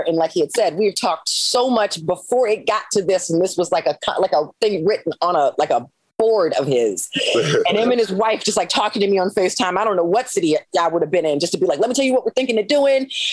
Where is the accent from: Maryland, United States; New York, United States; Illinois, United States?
Maryland, United States; moved away as an adult; I'm from Maryland